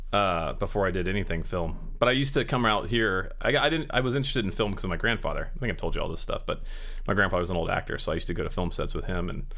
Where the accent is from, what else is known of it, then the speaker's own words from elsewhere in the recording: Pensacola, Florida, United States; also born or lived in Van Nuys, California; now in Los Angeles, United States; I was born here in Van Nuys. Oh, you were? Yeah, but my family moved me to Florida when I was 5. And I grew up.